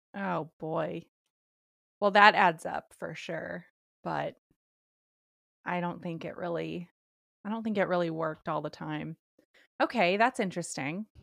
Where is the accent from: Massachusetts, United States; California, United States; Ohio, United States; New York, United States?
California, United States; I'm from California